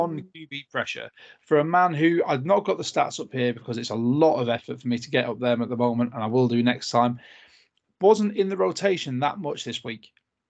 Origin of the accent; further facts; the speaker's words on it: United Kingdom; British podcasters